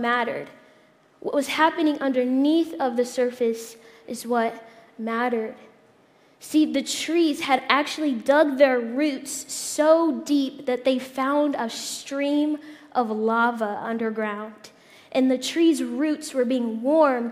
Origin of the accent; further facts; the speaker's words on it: Indiana, United States; moved away; I'm from Indiana. So I went back home to Indiana a couple months ago